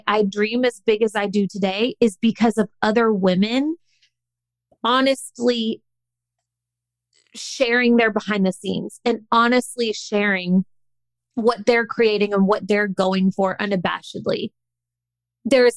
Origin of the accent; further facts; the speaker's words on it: the South, United States; I grew up in the South